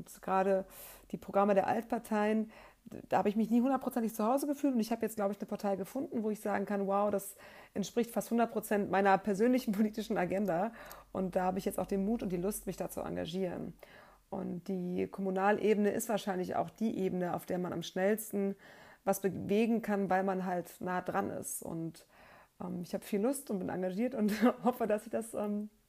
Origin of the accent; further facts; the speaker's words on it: Cologne, North Rhine-Westphalia, Germany; ich bin 36 Jahre alt, ich bin Mutter von zwei Kindern und ich komme aus Köln.